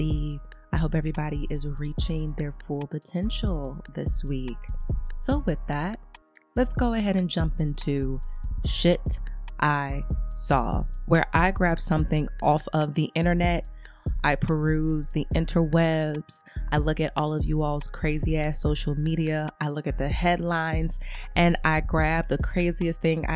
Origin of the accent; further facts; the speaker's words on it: Chicago, Illinois, United States; I'm from the Wild Hunnids